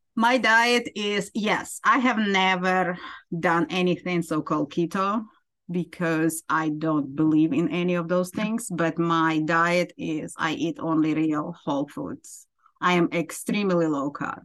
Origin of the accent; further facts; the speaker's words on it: Ukraine; moved away as an adult; now in United States; I am from Ukraine originally, and I immigrated to United States. Uh, just a little bit over 20 years ago